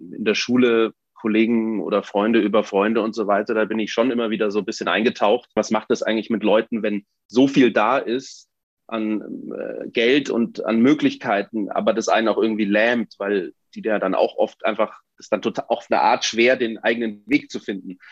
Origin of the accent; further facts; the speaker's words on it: Munich, Bavaria, Germany; Ich bin in München geboren und aufgewachsen